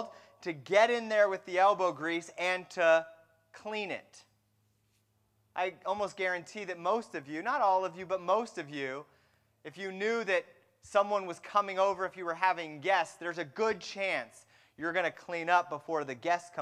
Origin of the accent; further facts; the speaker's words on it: Fremont, California, United States; I grew up in the San Francisco Bay Area, and I grew up in a town called Fremont